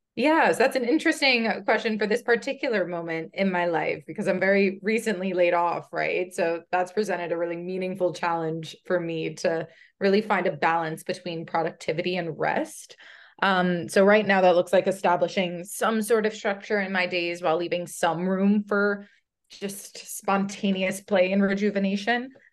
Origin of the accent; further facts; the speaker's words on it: United States; I am a first generation American by way of Brazil. Uh, my parents immigrated to the States as teens in the seventies